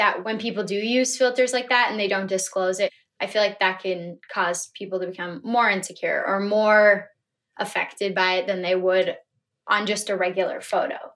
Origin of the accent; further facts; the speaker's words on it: Minnesota, United States; I am 19 years old and I'm from Minnesota